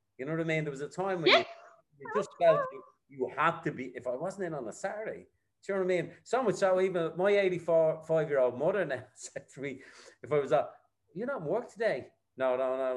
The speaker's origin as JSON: {"language": "English", "town": "Dublin", "region": "Leinster", "country": "Ireland", "said": "I'm from the county of Dublin, but I'm a Dub."}